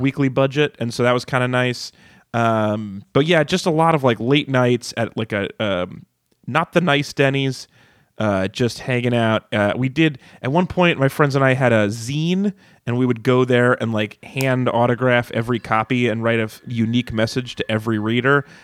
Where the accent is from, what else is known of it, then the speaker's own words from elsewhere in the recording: Reno, Nevada, United States; I grew up in Reno, which had every casino had a 24 hour diner in it